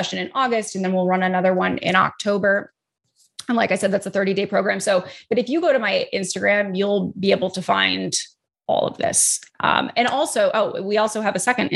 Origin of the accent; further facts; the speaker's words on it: Midwest, United States; I'm from the Midwest.